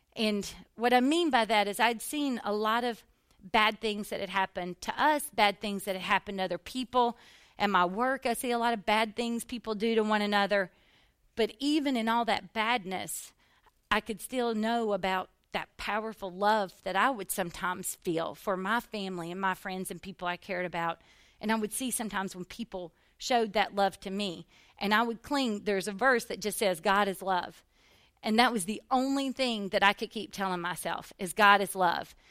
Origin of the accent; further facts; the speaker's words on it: the South, United States; growing up in the South in church